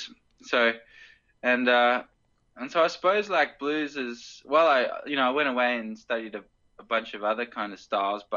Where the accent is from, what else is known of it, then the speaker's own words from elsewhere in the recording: the Hawkesbury, New South Wales, Australia; I grew up in the Hawkesbury